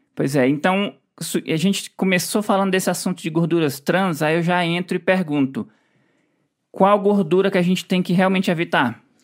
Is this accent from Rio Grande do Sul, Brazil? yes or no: no; Ceará, Brazil; moved away; a gente, na nossa infância, a gente lá no Ceará morava pertinho